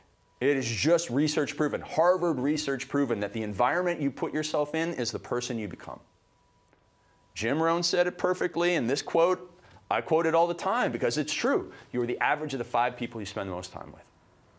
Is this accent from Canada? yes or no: yes; Canada; I came from Canada. It's like a little mini America, right?